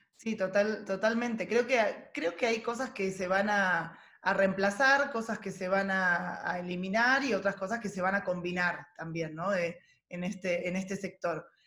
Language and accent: Spanish; Mar del Plata, Buenos Aires Province, Argentina; moved away; yo vengo de una ciudad turística, ¿no? De Mar del Plata, nací ahí